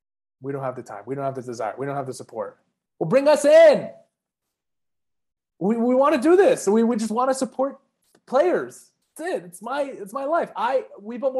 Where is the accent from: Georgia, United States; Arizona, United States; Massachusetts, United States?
Arizona, United States; I'm from Arizona, where it's a dry heat